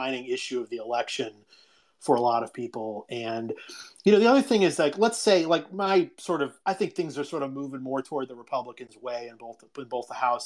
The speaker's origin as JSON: {"language": "English", "region": "Ohio", "country": "United States", "said": "I'm from Ohio"}